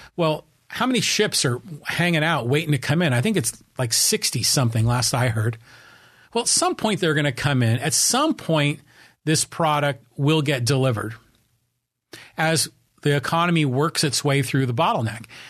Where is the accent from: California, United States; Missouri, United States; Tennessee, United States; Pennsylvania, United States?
California, United States; Burlingame; also born or lived in San Francisco; now in Poway, United States; born in San Francisco and I was raised in a town called Burlingame, which is, you know, on the San Francisco Peninsula